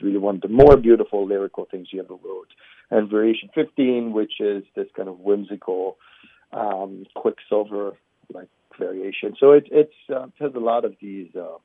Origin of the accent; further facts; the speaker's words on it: Israel; also born or lived in New York, United States; now in Cincinnati, United States; I'm originally from Israel, but I've been in this country for a while now. I lived in New York for many years